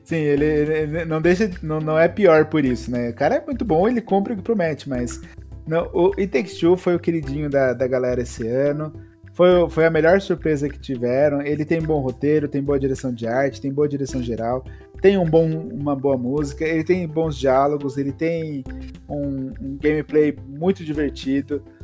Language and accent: Portuguese; Brazil; Aqui no Brasil, a gente fala gote